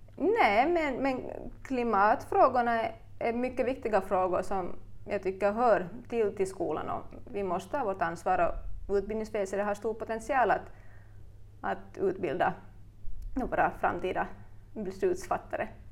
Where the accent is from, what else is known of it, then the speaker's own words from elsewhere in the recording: Turku, Southwest Finland, Finland; moved away as an adult; also born or lived in Ostrobothnia; now in Vaasa, Finland; I själ och hjärta är jag en Åbobo som hamnade i Österbotten för ungefär tio år sedan när jag flyttade hit